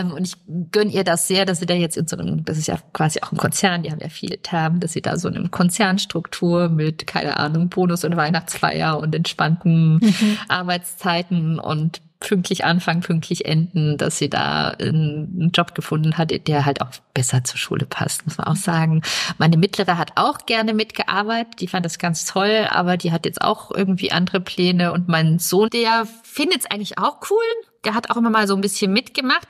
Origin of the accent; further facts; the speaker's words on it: Bavaria, Germany; moved away; ich komme aus Bayern